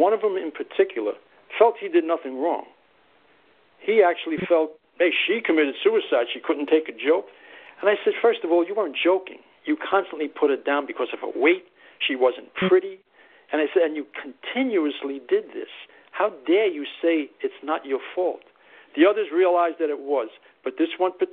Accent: New York City, New York, United States; also born or lived in Pelham Bay, the Bronx; I came from East Harlem

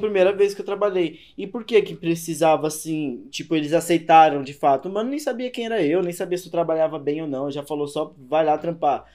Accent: Fortaleza, Ceará, Brazil; now in São Paulo, Brazil; eu sou lá de Fortaleza e tal, vim pra cá faz pouco

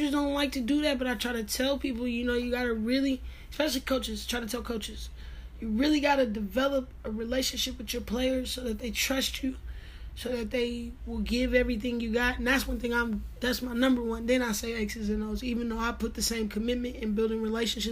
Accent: Northern California, United States; moved away as an adult; also born or lived in Jackson, Mississippi; I'm from Northern California

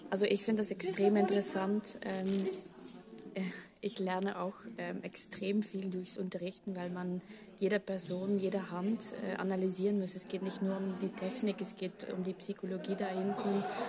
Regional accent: Belgium; German is a second language; moved away as an adult; now in Vienna, Austria; ich komme aus Belgien, wohne seit zehn Jahren in Wien wegen dem Orchester

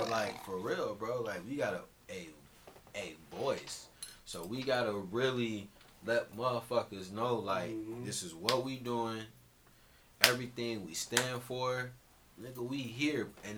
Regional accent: Aurora, Illinois, United States; From Aurora, Illinois

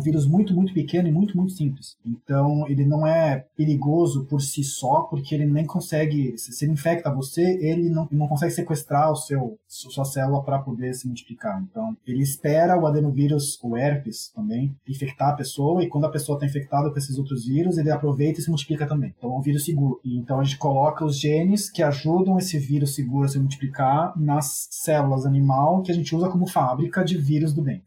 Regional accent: São Paulo, Brazil; moved away as an adult; now in Stockholm, Sweden; Eu cresci em São Paulo, nasci em São Paulo, cresci em São Paulo

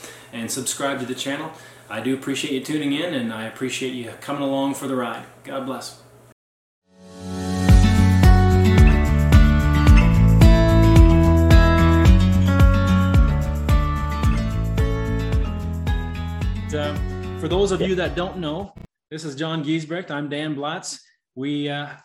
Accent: Canada; I was born and raised in Canada

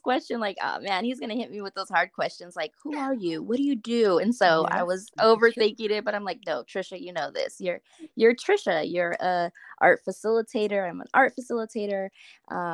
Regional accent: Los Angeles, California, United States; I was born in Los Angeles, and my parents actually met in Los Angeles at a daycare in East

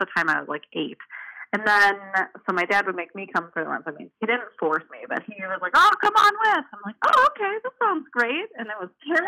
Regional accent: Chicagoland suburbs, Illinois, United States; moved away as an adult; now in Milwaukee, United States; I am originally from the Chicagoland suburbs, and then I went to Marquette and then stayed in Milwaukee ever since

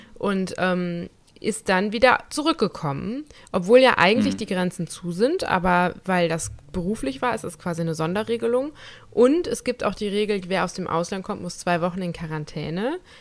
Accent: Germany; moved away; in Nersen, wo ich herkomme

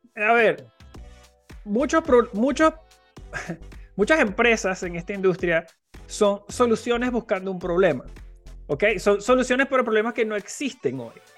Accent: Venezuela; mi país, en Venezuela

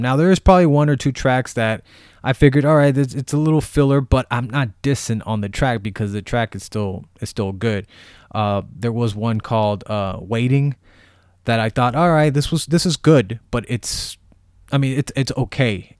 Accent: Bay Area, California, United States; I am from the Bay Area

